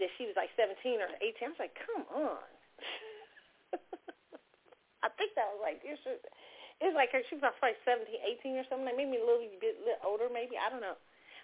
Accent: Kansas City, United States; moved away; my hometown

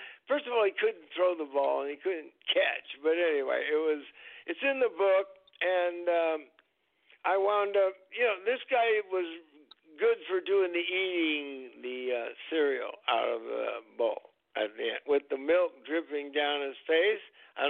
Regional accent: Minneapolis, Minnesota, United States; born there; I was born in Minnesota, Minneapolis.

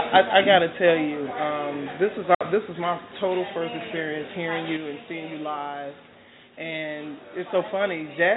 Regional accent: Chicago, Illinois, United States; I'm from Chicago.

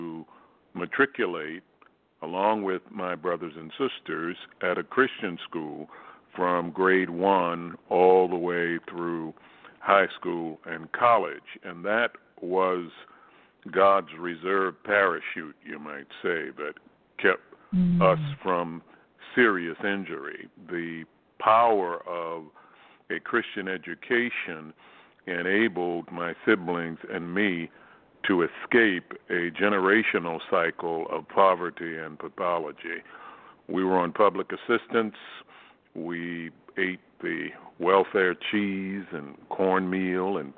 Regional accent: Baltimore, Maryland, United States; I grew up in Baltimore, Maryland

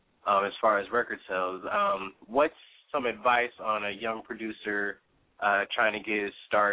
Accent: Los Angeles, California, United States; I am from Los Angeles, actually.

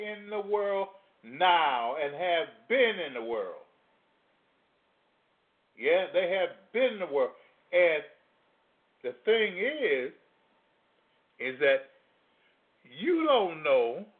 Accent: Louisiana, United States; now in Chicago, United States; I come from Louisiana

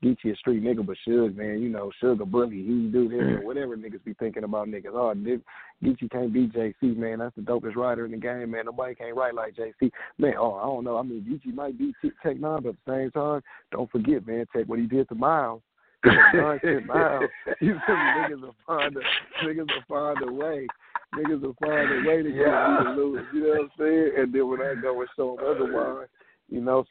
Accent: Compton, California, United States; I'm from Compton

